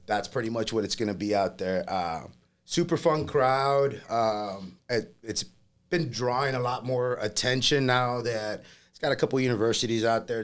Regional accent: Laredo, Texas, United States; English is a second language; moved away as an adult; also born or lived in Monterrey, Mexico; now in Las Vegas, United States; I grew up in Laredo, Texas

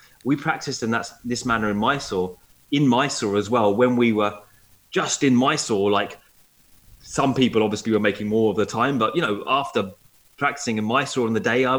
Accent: Essex, East of England, United Kingdom; I'm from Essex

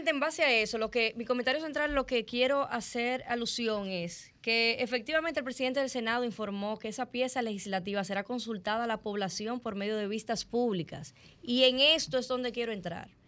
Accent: Dominican Republic; Porque nosotros como dominicanos nunca habíamos visto eso.

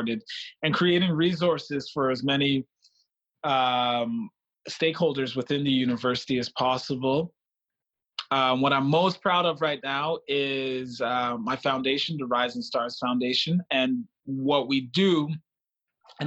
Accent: Freetown, Western Area, Sierra Leone; also born or lived in Manitoba, Canada; now in Winnipeg, Canada; Originally from Freetown, Sierra Leone. I always add that because I think it's a large part of my identity. I'm Canadian.

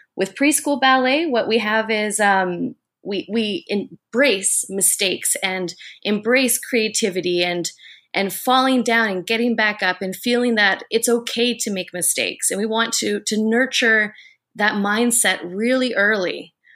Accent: Vancouver, British Columbia, Canada; I'm from Vancouver, Canada, and the founder of Endorphin Rush Dance and Fitness

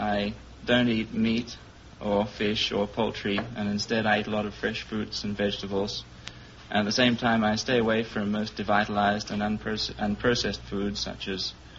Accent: Sydney, New South Wales, Australia; moved away as an adult; also born or lived in Birmingham, England; now in Los Angeles, United States; Well, I was born in Birmingham, England, and I traveled to Australia when I was one, and I've been living there in Sydney ever since.

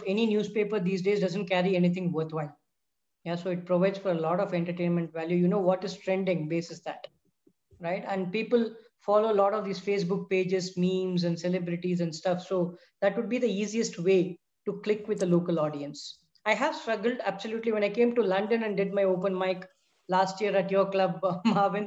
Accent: Chennai, Tamil Nadu, India; first language Tamil; English is a second language; moved away as an adult; also born or lived in Mumbai; now in Bangalore, India; I've grew up in Chennai.

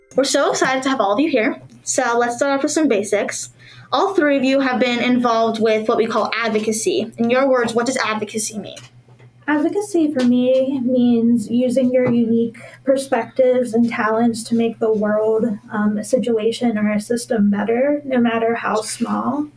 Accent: Pittsburgh, Pennsylvania, United States; I'm from Pittsburgh

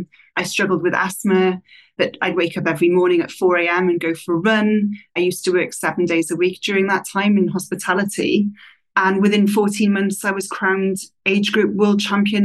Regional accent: Wales, United Kingdom; moved away as an adult; also born or lived in Australia; back to Britain, where I'm originally from

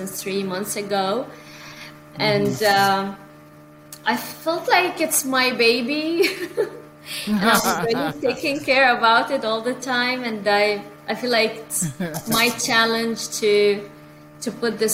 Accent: Bahrain; moved away as an adult; also born or lived in United Kingdom / Egypt / Beirut, Lebanon; now in Canada; I'm a journalist. I'm from Bahrain actually.

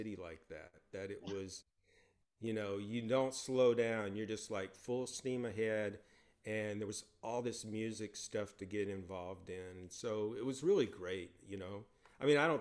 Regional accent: Mississippi Delta, United States; moved away as an adult; also born or lived in New York; Grew up in the Mississippi Delta

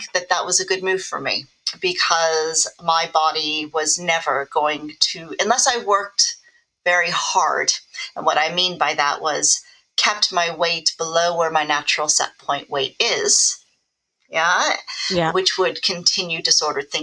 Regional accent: Los Angeles, California, United States; now in United Kingdom; I grew up in Los Angeles, which is a very image-focused society

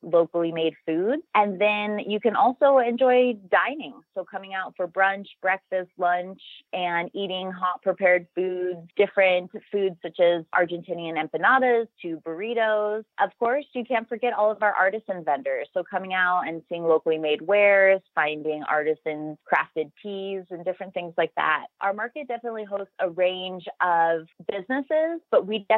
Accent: Phoenix, Arizona, United States; I'm from Phoenix

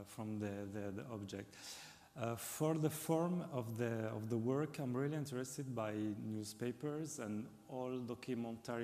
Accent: Algiers, Algiers Province, Algeria; English is a second language; moved away as an adult; now in France; the place where I grew up in Algiers.

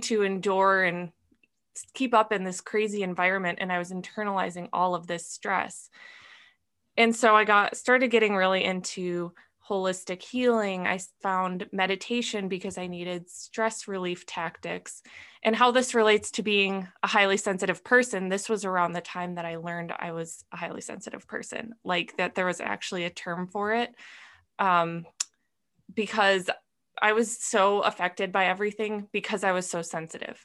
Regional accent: Minnesota, United States; moved away as an adult; also born or lived in California; I grew up in Minnesota, moved to California

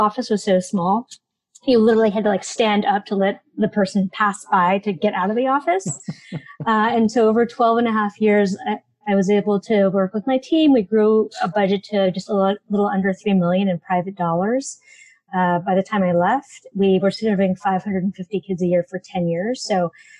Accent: San Francisco, California, United States; I grew up in San Francisco

